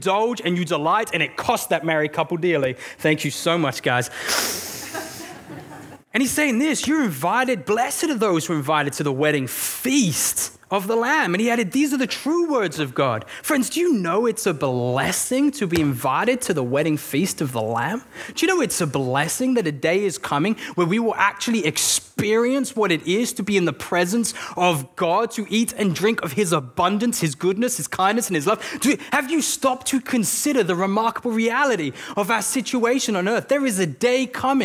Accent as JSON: {"language": "English", "region": "England", "country": "United Kingdom", "said": "I'm English"}